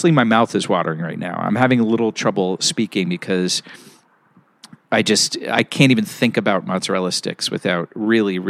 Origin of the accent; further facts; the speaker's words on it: Pittsburgh, Pennsylvania, United States; I grew up in Pittsburgh, and I grew up in a neighborhood called Squirrel Hill